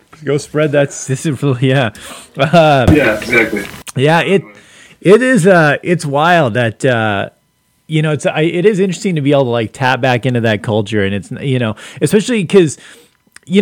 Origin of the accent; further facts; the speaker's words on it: Los Angeles, California, United States; also born or lived in Phoenix / Las Vegas / San Antonio; now in US Northwest; I grew up in South Central LA and like in the 80s